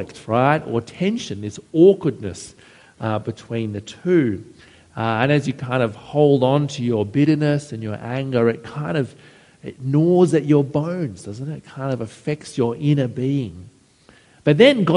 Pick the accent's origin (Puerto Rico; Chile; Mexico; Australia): Australia; Penrith, New South Wales; I grew up out near Penrith